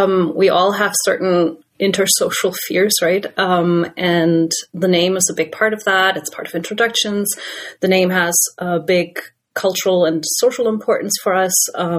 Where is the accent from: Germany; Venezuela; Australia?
Germany; now in Canada; In German, where I'm from Germany